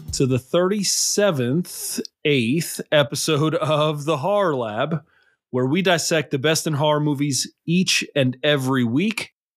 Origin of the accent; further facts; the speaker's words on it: New York City, New York, United States; I grew up in New York City.